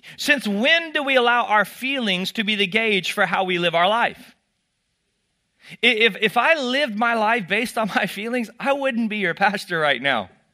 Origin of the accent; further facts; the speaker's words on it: Texas, United States; I grew up in Texas